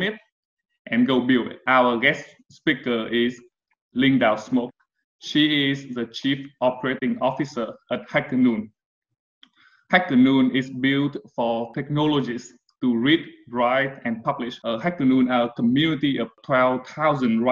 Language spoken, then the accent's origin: English; Vietnam; We are Vietnamese too